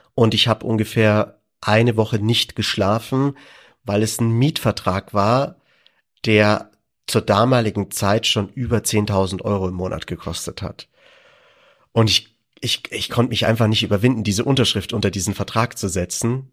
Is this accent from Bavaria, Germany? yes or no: yes; Landsberg am Lech, Bavaria, Germany; Ich bin geboren in Landsberg am Lech und bin äh, in als Restaurant oder Gastronomiekind aufgewachsen